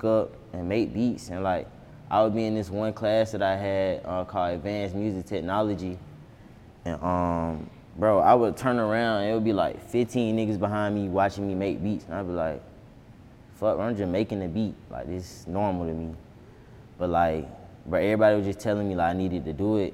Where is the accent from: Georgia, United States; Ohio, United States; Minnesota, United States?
Georgia, United States; Atlanta; growing up on Boulevard was just, like, bro, this shit was just hell